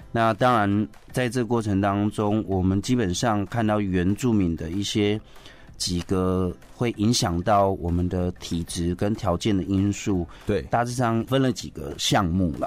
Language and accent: Chinese; Taoyuan, Taiwan; 我的故乡是来自于那个北横 嗯。就是，呃，复兴区，就是对。桃园复兴区